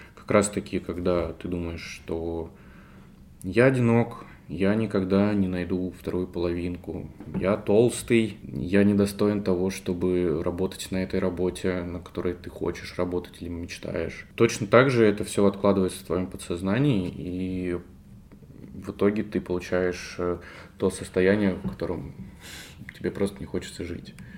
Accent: Belgorod, Belgorod Oblast, Russia; я диджитальщик из Белгорода

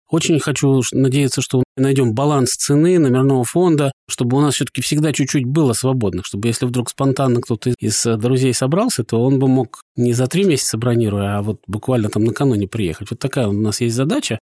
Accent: Saint Petersburg, Russia; moved away as an adult; also born or lived in Vyborg area, Leningrad Oblast; now in Vyborg, Russia; мы родились, выросли в Петербурге, не собирались никуда переезжать. И вот так получилось, что теперь мы живем под Выборгом

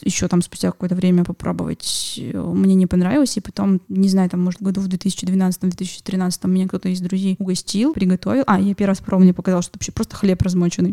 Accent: Yekaterinburg, Sverdlovsk Oblast, Russia; в 32-м военном городке, в котором uh-huh. я выросла на Вторчермете

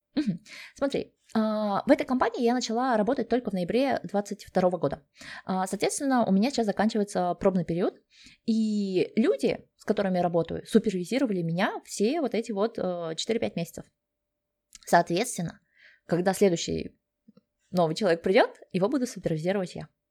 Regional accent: Kazakhstan; moved away as an adult; also born or lived in Sweden; now in Germany; Я сама родом из Казахстана

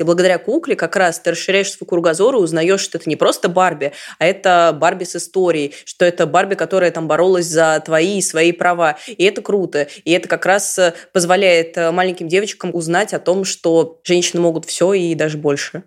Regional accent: Samara, Samara Oblast, Russia

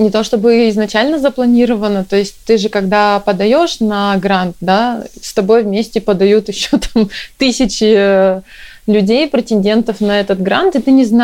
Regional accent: Chelyabinsk, Chelyabinsk Oblast, Russia; moved away as an adult; now in Stockholm, Sweden; Я вообще приехала сюда из Челябинска. А, мы вместе с мужем приехали, он тоже из Челябинска.

